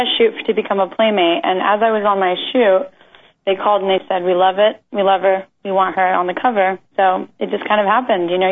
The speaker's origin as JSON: {"language": "English", "region": "Kansas", "country": "United States", "tie": "born or raised there", "moved": "yes", "said": "Growing up in Kansas, there's not a big industry there"}